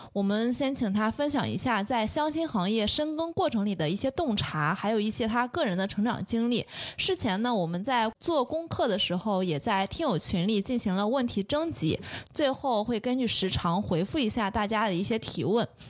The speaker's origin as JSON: {"language": "Chinese", "region": "Shandong", "country": "China", "said": "因为我是山东人"}